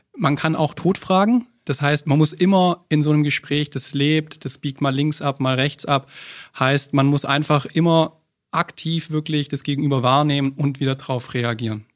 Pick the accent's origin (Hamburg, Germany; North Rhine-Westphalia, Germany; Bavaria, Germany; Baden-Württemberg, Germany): Baden-Württemberg, Germany; Stuttgart; ich komme aus Stuttgart